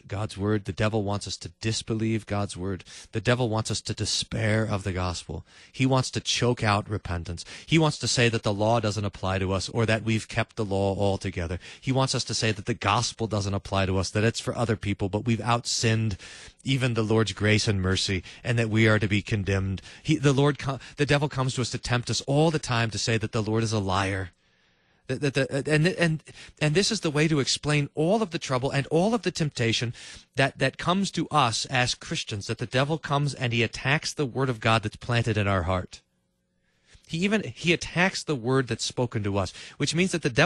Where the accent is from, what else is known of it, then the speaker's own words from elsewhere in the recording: Kerrville, Texas, United States; when I was a little kid, I was growing up in Kerrville, Texas